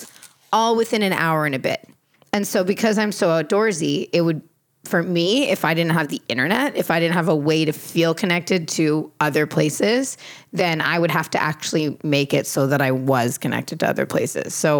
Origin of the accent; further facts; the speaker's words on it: Canada; first language Portuguese; English is a second language; I was born in Canada, but I learned how to speak Portuguese first because my grandparents brought me up.